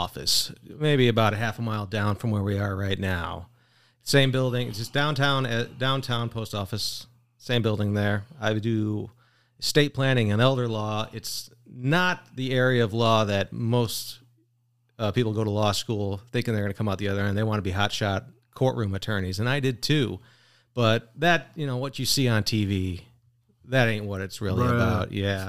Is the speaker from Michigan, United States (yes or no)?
yes; Michigan, United States; now in Oshkosh, United States; I'm coming from Michigan, lower Michigan. Mm-mm. So I bounced around a lot, but my wife's from Wisconsin. We made it our way up here.